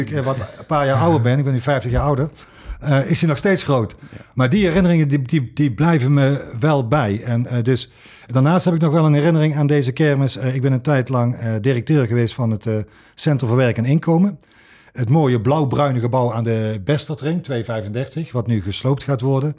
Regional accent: Sittard, Limburg, Netherlands; moved away; also born or lived in Tilburg; ik kom niet uit Tilburg, eh, eh, maar ik kom uit Sittard

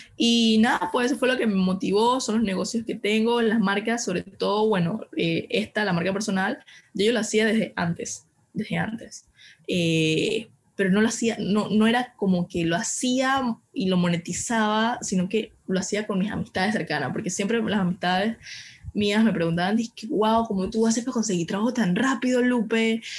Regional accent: Panama; soy una panameña de 22 años actualmente

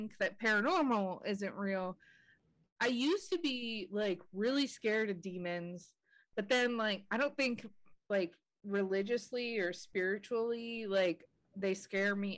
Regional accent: Pittsburgh, Pennsylvania, United States; moved away; I'm originally from Pittsburgh

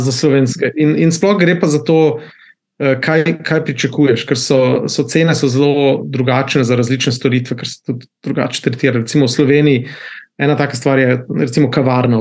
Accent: Slovenia; moved away as an adult; also born or lived in Netherlands / Switzerland; now in South Korea

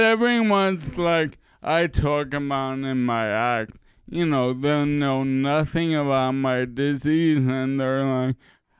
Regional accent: New York City, New York, United States; moved away; also born or lived in Chicago; I'm from Queens. And we say curse and not cuss.

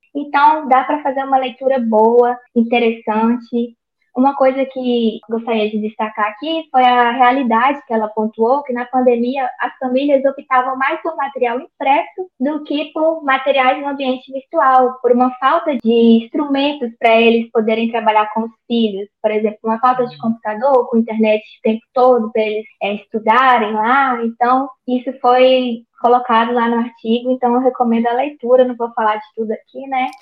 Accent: Almenara, Minas Gerais, Brazil; moved away as an adult; also born or lived in Espírito Santo; sou natural do norte de Minas, aqui no Vale do Jequitinhonha, na cidade de Almenara. Eu nasci e criei aqui

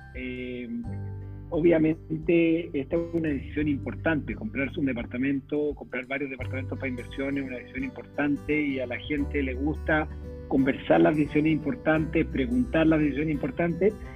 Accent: Chile; moved away as an adult; also born or lived in Venezuela / Brazil; yo soy ingeniero civil de la Chile

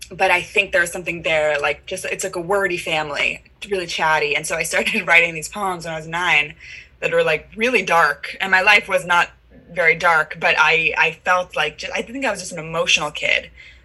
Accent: San Francisco, California, United States; I'm from San Francisco, and I knew I wanted to like be a professional singer.

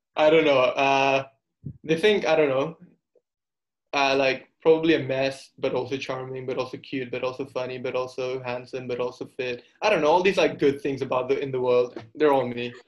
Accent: Singapore; also born or lived in India; I'm from Singapore. I've lived here basically my whole life. I mean, my, I was born in India, but my parents moved here when I was two years old.

